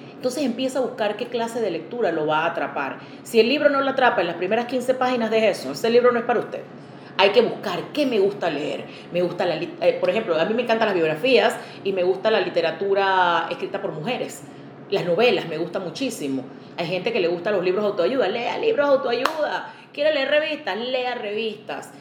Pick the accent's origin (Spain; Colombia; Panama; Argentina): Panama